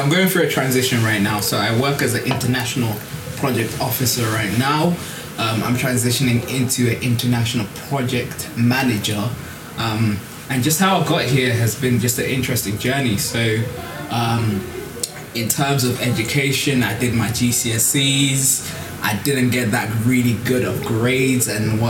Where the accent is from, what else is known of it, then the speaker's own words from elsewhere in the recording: Birmingham, West Midlands, United Kingdom; now in West Yorkshire, United Kingdom; growing up in Birmingham, then now growing up in the west of Yorkshire